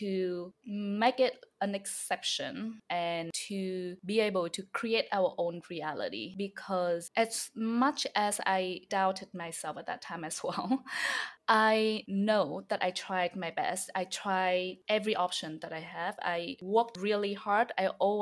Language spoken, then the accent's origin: English; Hanoi, Vietnam; English is a second language; also born or lived in upstate New York; now in New York City, United States; I'm from the city in Vietnam. So I'm from Hanoi.